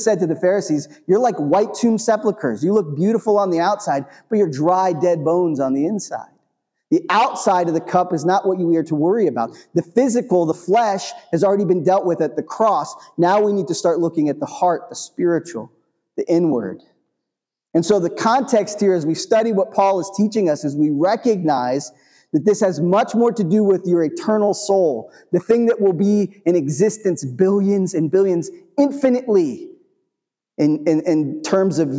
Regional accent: New England, United States; I grew up in New England

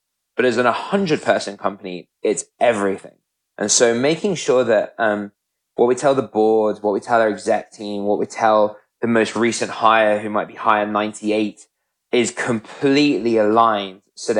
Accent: United Kingdom; moved away as an adult; now in United States; I'm British, as you can probably tell from my accent.

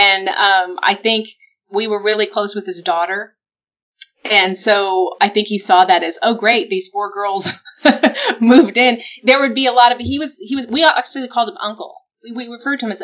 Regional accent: San Antonio, Texas, United States; I grew up in San Antonio, Texas

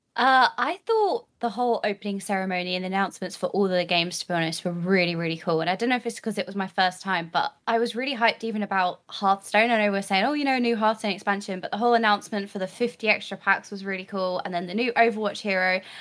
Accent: United Kingdom; me being a Brit

